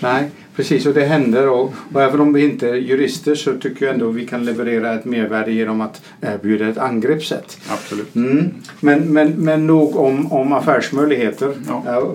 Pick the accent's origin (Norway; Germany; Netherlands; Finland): Netherlands; now in Sweden; jag som holländare bor i Sverige